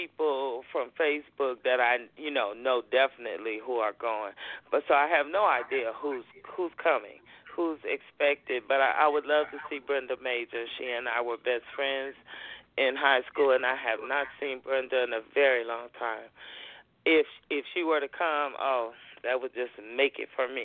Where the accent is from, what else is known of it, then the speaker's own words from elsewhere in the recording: Chicago, Illinois, United States; moved away as an adult; now in Brussels, Belgium; where are you from? And I always say, Chicago